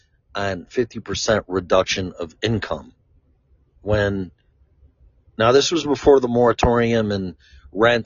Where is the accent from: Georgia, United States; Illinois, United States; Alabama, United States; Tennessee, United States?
Illinois, United States; Chicago; also born or lived in Florida; now in Colorado, United States; I'm from Chicago